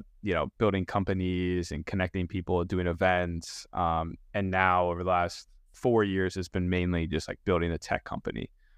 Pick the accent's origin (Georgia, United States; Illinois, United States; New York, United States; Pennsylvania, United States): Pennsylvania, United States; Pittsburgh; But I grew up in Pittsburgh, born and raised there.